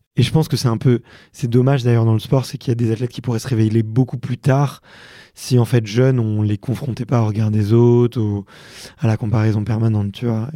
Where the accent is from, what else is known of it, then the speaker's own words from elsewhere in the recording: Montreuil, Fontenay-sous-Bois, Ivry-sur-Seine, Île-de-France, France; j'ai grandi à Montreuil et à Fontenay-sous-Bois et à Ivry-sur-Seine